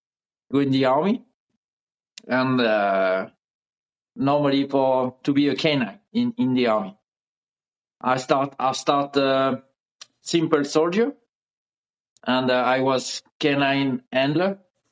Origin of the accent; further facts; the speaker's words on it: near Lyon, Auvergne-Rhône-Alpes, France; first language French; English is a second language; moved away as an adult; also born or lived in South of France; now in Miami, United States; In this area, close to Lyon, in the middle of France.